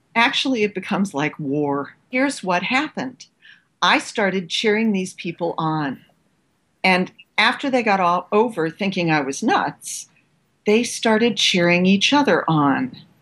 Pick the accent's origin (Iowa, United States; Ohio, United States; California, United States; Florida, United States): Ohio, United States; Cleveland; moved away as an adult; also born or lived in New York / New Mexico / Australia; the Cleveland in which I grew up